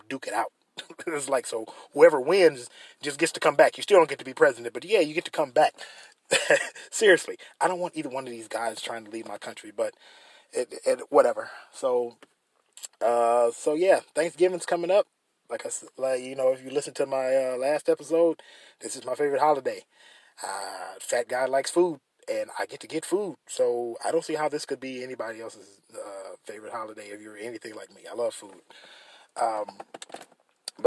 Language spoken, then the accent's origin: English; United States; As an American